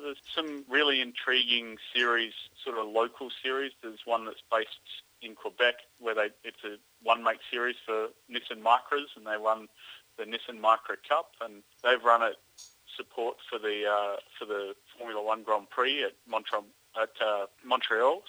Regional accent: Australia; now in North America; as an Australian

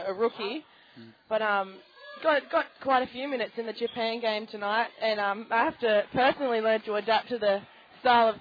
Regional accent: Terrigal, New South Wales, Australia; moved away as an adult; now in Canberra, Australia; I grew up in Terrigal on the New South Wales Central Coast

